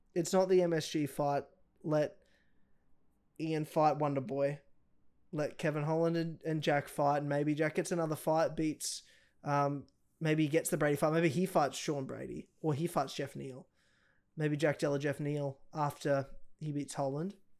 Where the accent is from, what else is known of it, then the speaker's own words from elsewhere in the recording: Australia; I'm Australian